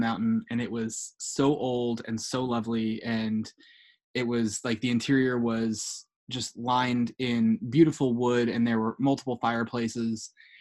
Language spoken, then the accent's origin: English; United States; we were in from the US